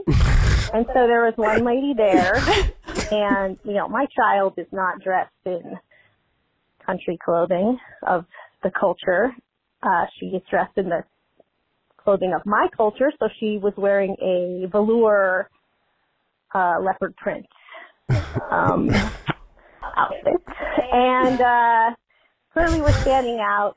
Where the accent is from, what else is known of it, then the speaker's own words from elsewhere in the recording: Seattle, Washington, United States; growing up in Seattle, next to my mom's house, in the middle of the city